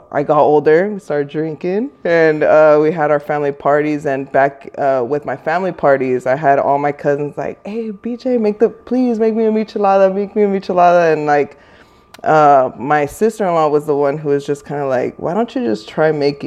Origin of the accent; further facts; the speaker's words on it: Norwalk, California, United States; also born or lived in Los Angeles; I am originally from Norwalk. I grew up there